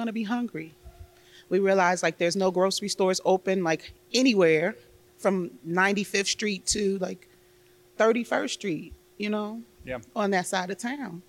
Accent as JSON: {"language": "English", "town": "Chicago", "region": "Illinois", "country": "United States", "tie": "born or raised there", "said": "I am a Chicago girl, born and raised on the South Side."}